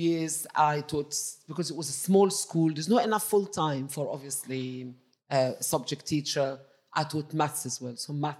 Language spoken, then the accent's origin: English; Egypt; English is a second language; moved away as an adult; now in United Kingdom; Because I came from Egypt, obviously, in 1984, as a qualified science teacher, qualified in Egypt, but I wasn't qualified here.